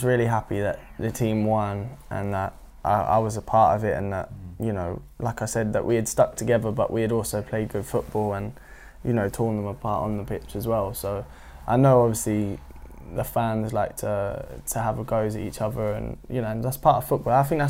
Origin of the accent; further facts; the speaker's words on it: Norwich, East of England, United Kingdom; I don't know if it's because I was from Norwich